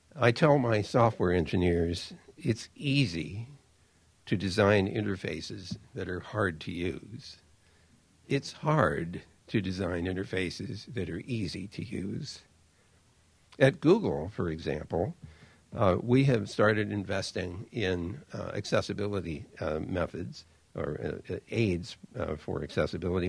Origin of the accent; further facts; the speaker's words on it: United States; I'm an American